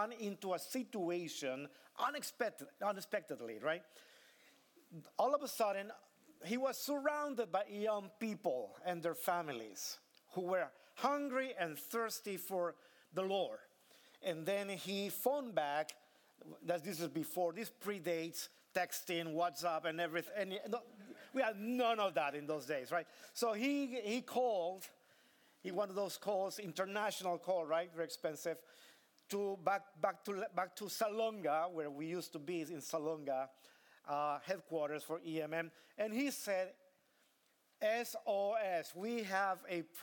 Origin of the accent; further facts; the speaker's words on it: Tegucigalpa, Francisco Morazán, Honduras; moved away; I was born in Honduras, small country in the heart of Central America.